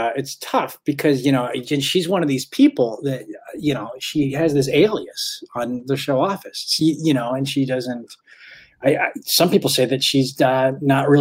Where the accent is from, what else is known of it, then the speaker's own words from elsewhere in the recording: Manchester, Missouri, United States; moved away as an adult; also born or lived in New York; now in Los Angeles, United States; I'm from Manchester